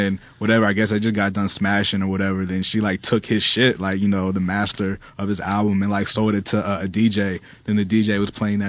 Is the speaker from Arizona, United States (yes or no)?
yes; Arizona, United States; moved away as an adult; also born or lived in New York; I'm from Arizona, so like I basically like I packed up and I moved from Arizona to New York to work with ….